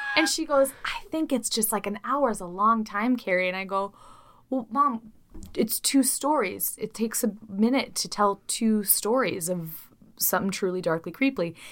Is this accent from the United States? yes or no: yes; Midwest, United States; I'm from the Midwest